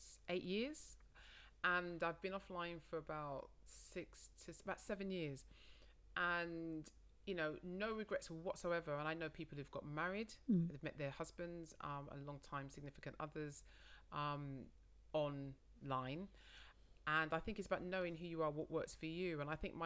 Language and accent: English; London, United Kingdom; I said I was from London